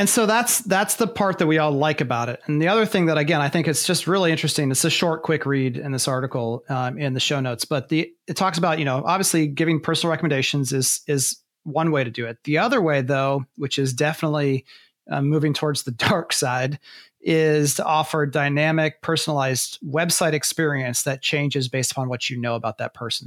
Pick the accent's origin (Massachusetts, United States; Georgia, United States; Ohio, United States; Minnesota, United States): Ohio, United States; I'm from Ohio